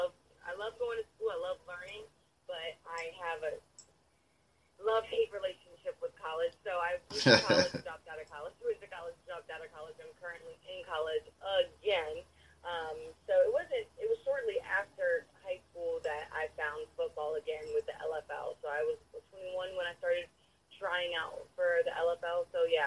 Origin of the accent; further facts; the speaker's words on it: Tampa, Florida, United States; also born or lived in San Antonio / Houston; From Houston, Texas. So I was born in San Antonio. My whole family is based out of Houston. I'm a military brat, so I've moved here, there, and But most of my life, I grew up in Tampa, but I would, my heart is with Houston.